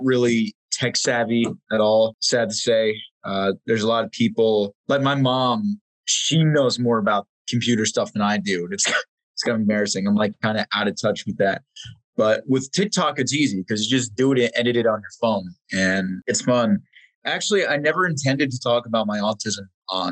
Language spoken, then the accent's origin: English; New Jersey, United States; I was born in New Jersey. I won't classify specifically where, but Central Jersey